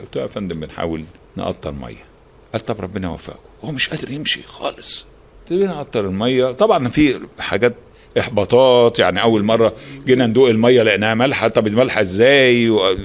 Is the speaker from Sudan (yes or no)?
no; Alexandria, Alexandria Governorate, Egypt; احنا من الاسكندريه